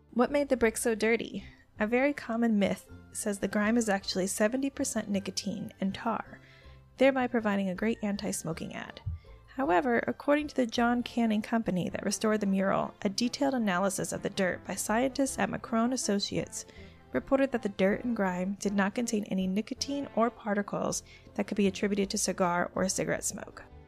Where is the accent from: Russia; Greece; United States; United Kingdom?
United States; Florida; I'm from Florida